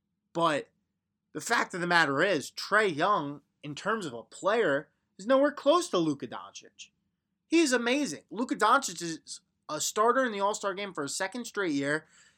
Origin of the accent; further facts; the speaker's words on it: Long Island, New York, United States; also born or lived in Syracuse; I'm from Long Island. You know, grew up around a lot of Knicks fans.